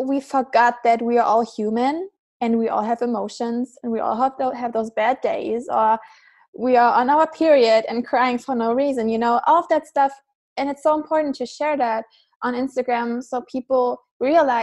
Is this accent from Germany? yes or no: yes; Germany; I'm from Germany